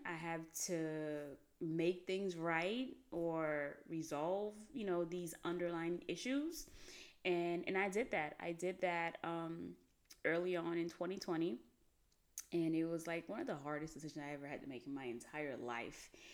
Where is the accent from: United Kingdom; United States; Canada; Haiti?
Haiti; moved away; I grew up in Haiti